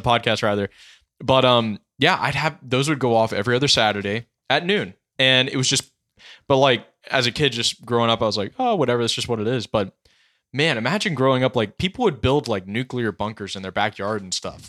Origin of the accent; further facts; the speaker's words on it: Carterville, Tennessee, United States; When I grew up in Carterville, Tennessee